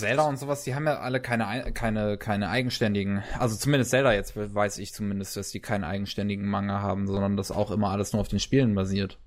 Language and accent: German; Germany; Bei uns in Deutschland